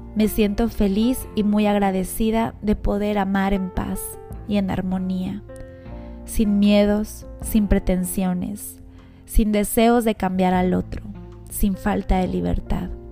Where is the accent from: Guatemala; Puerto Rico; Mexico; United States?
Mexico; Mexico City; moved away; yo soy de la Ciudad de México, entonces mi familia muy cercana, mi hermano, todos están allá